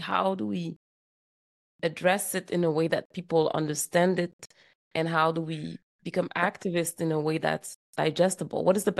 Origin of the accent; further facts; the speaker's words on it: Montreal, Quebec, Canada; moved away as an adult; now in California, United States; I'm from Quebec, Montreal, Quebec.